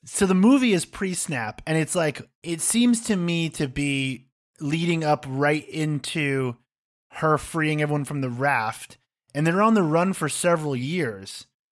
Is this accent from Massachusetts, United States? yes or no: yes; Massachusetts, United States; I'm a guy from Massachusetts with a beard